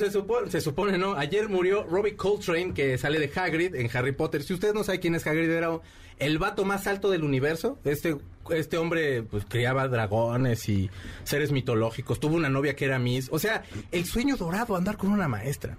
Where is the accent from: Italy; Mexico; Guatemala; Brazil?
Mexico; por ser mexicano